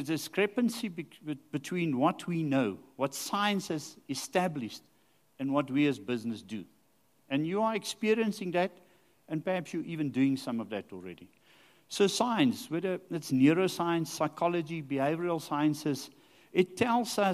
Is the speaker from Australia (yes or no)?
no; Rustenburg, North West, South Africa; I grew up in Rustenburg